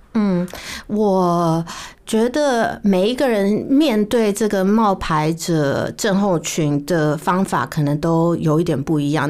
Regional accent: Taiwan; moved away; also born or lived in United States / Singapore / India; 我是在台湾长大的啊

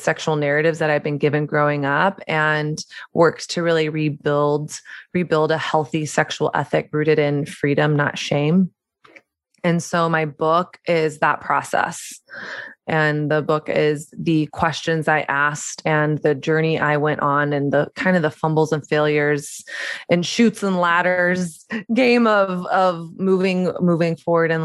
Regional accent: the South, Southern United States, United States; born or raised there; moved away as an adult; also born or lived in New York City

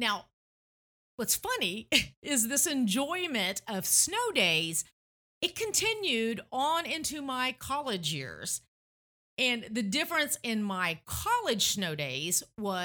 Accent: Tennessee, United States; moved away; growing up in Tennessee

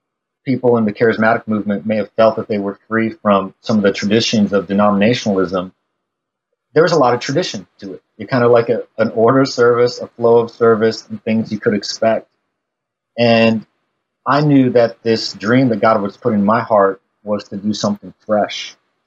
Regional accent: Midwest, United States; now in Lawrence, United States; I kind of grew up all over the Midwest. And part of that was growing up in the Methodist church because they moved their pastors around a lot.

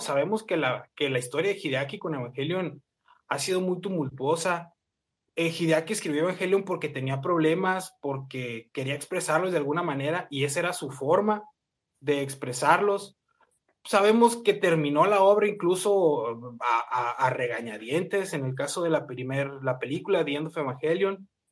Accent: near the US border, northern Mexico, Mexico; yo soy de México

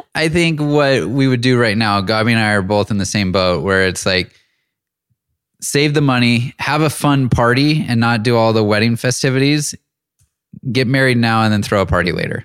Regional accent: Auburn, California, United States; moved away as an adult; also born or lived in Bay Area / Los Angeles / Seattle; moved up to Northern California in a small town called Auburn, and that's where I spent the majority of my childhood

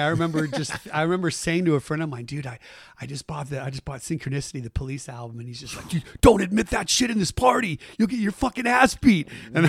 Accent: Saratoga, California, United States; also born or lived in Bay Area; Saratoga is where I grew up.

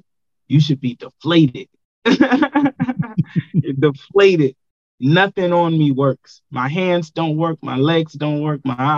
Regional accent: the Bay Area, California, United States; I'm from the Bay.

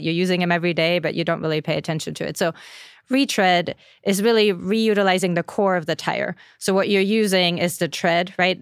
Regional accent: Germany; moved away; I'm from Germany

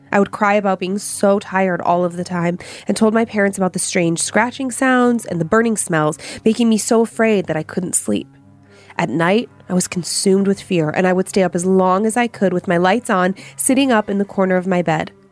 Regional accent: Hawaii, United States; Growing up in Hawaii was fun and full of amazing adventures. But with Hawaii being a very spiritual place, it was also full of strange experiences.

